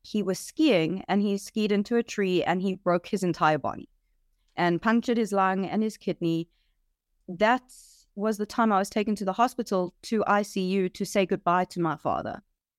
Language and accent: English; Johannesburg, Gauteng, South Africa; I grew up in Johannesburg, South Africa. I was born into a typical Jewish South African family.